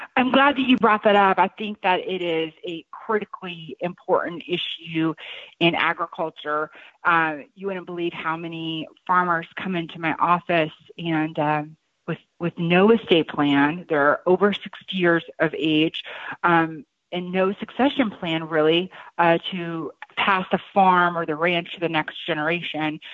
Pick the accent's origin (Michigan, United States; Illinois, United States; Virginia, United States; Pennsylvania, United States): Illinois, United States; Shelbyville; moved away as an adult; also born or lived in New York / Champaign, Illinois; now in my hometown, uh, which is where I'm sitting at today in Shelbyville, Illinois.